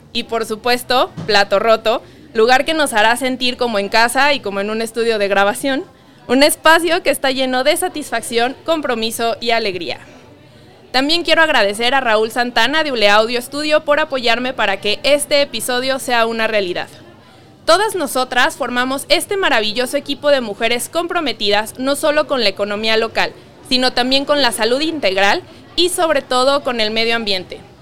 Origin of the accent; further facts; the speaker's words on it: Mexico; nos caracteriza como mexicanos